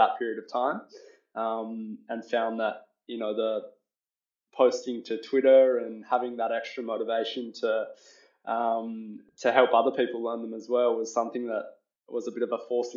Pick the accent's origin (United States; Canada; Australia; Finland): Australia; I'm Australian.